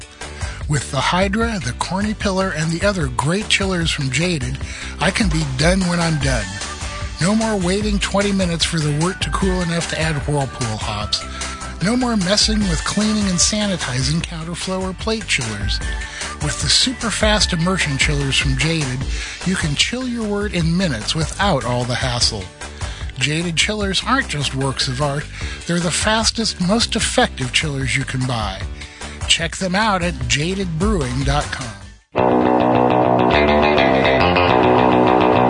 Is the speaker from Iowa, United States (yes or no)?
yes; Iowa, United States; when I was growing up in Iowa, we used to have the hog and soybean reports on the news every day